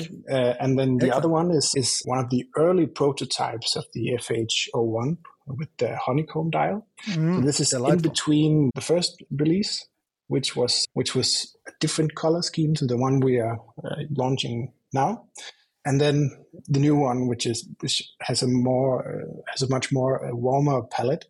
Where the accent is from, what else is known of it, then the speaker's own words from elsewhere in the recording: Denmark; also born or lived in Randers, Denmark; I'm from Scandinavia